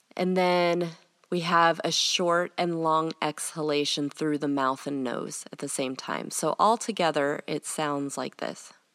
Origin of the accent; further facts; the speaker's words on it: United States; also born or lived in England; for me as an American